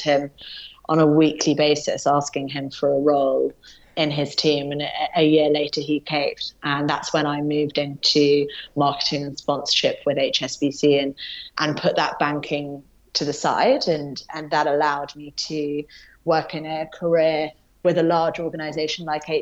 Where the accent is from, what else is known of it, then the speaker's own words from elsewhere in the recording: Yorkshire and the Humber, United Kingdom; also born or lived in London, England; very young moved up north to a small place called Yorkshire